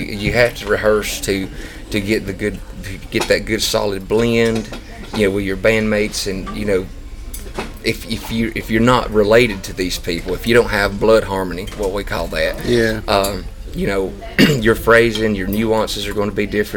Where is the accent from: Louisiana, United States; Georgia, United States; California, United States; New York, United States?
Georgia, United States; North; I'm from North Georgia, but I live 20 minutes from the Tennessee line